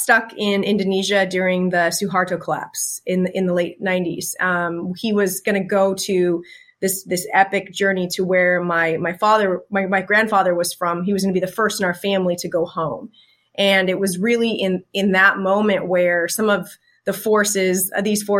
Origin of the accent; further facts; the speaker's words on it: Seattle, Washington, United States; also born or lived in Burien, Washington; born and raised in Seattle, in South Seattle